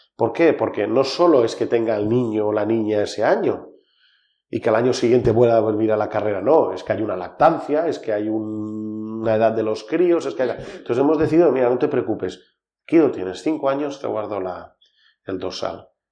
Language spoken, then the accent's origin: Spanish; Val d'Aran, Catalonia, Spain; Somos el Valle de Arán, vivimos 10.000 personas.